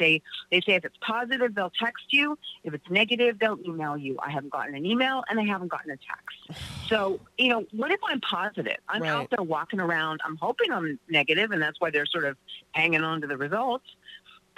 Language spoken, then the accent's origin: English; Los Angeles, California, United States; I live in North Hollywood and I grew up here. This is my town.